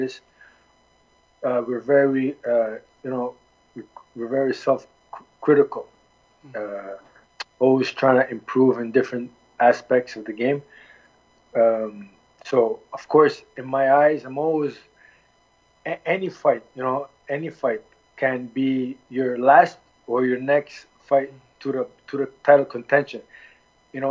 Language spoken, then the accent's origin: English; Halifax, Nova Scotia, Canada; also born or lived in Milwaukee, Wisconsin; I was born in Nova Scotia, Halifax. My parents came from Lebanon. I'm Lebanese-oriented. Was raised and born in Canada